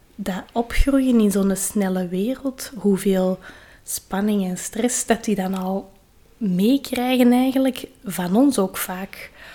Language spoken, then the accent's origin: Dutch; Kalmthout, Flanders, Belgium; bij ons in Kalmthout